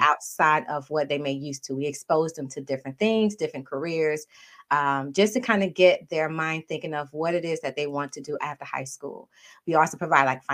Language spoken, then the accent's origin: English; Miami, Florida, United States; moved away as an adult; now in Maryland, United States; Parents are both from Haiti. Uh, but I was born and raised in Miami